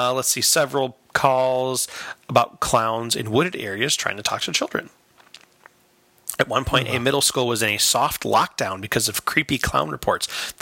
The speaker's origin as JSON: {"language": "English", "town": "Chicago", "region": "Illinois", "country": "United States", "said": "Yeah, I'm from Chicago. We love Bozo, where I'm from."}